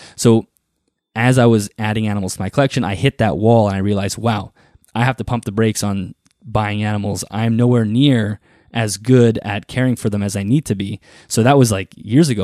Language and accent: English; Manitoba, Canada; I grew up, you know, sort of on a farm in Canada. I'm from Canada, for those who don't know, in the province of Manitoba, and I live in the prairies.